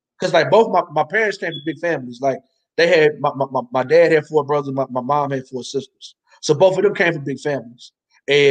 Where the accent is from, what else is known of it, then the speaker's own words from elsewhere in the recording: Ardmore, United States; Ardmore, my hometown